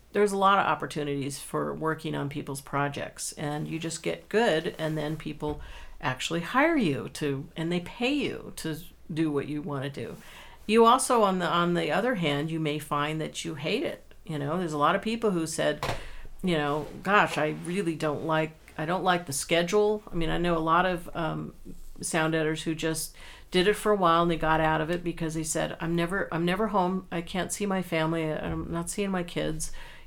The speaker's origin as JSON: {"language": "English", "region": "California", "country": "United States", "tie": "born or raised there", "said": "I grew up in California, so I never trudged through snow"}